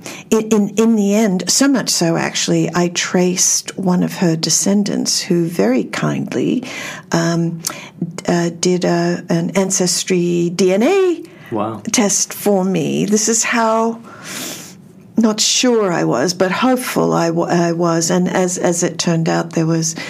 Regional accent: Australia; now in United States; I'm originally from Australia, so I don't have any genealogy to do over here.

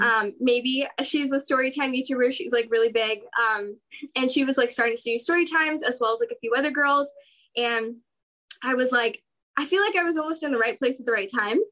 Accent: San Diego, California, United States; also born or lived in Orange County, California; now in Anaheim, United States; I'm from San Diego, California, currently living in Orange County, California

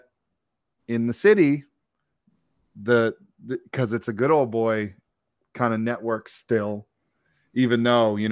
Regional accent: Fairfax County, Virginia, United States; I grew up in Fairfax County for a little while at least

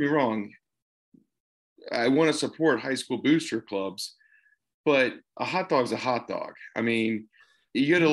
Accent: the South, United States; as a Southerner

